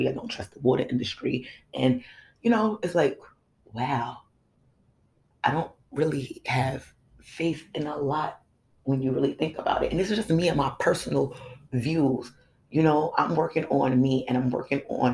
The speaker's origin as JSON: {"language": "English", "country": "United States", "said": "my pride in being an American"}